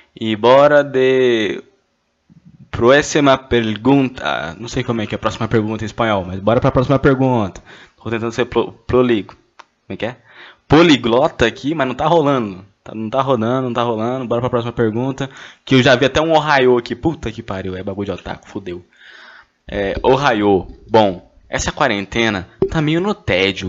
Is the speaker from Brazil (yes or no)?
yes; Goiânia, Goiás, Brazil; eu sou de Goiânia